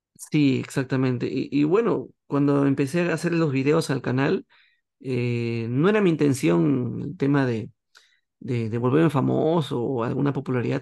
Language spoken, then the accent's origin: Spanish; Peru; aquí en Perú, una empresa del Estado, y formé un grupo